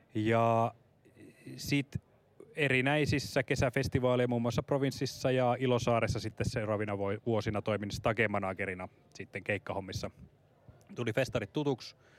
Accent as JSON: {"language": "Finnish", "region": "Central Finland", "country": "Finland", "moved": "yes", "lives_now": "Helsinki, Finland", "said": "Olen kotoisin Keski-Suomesta"}